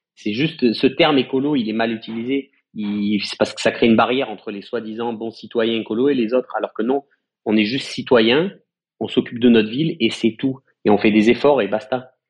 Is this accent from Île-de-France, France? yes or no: no; Marseille, Provence-Alpes-Côte d'Azur, France; on est Marseillais et on prend soin de notre propre ville